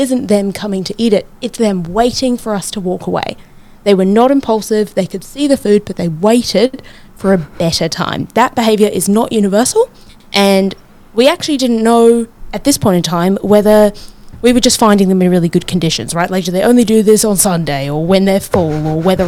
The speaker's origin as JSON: {"language": "English", "country": "New Zealand", "moved": "yes", "lives_now": "Brisbane, Australia", "said": "In my home country, Aotearoa"}